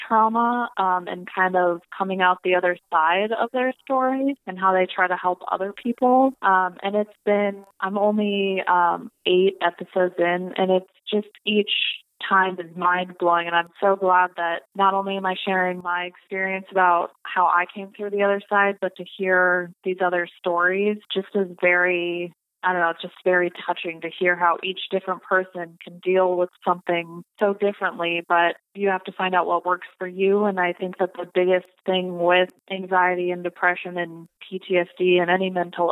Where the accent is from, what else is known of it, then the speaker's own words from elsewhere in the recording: Colorado, United States; I'm from Colorado